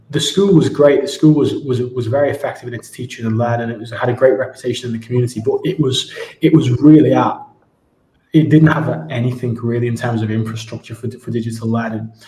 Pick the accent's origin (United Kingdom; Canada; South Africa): United Kingdom; Ormskirk, North West England; moved away as an adult; also born or lived in Spain / Moscow / Abu Dhabi; now in Dubai, United Arab Emirates; I'm from Ormskirk originally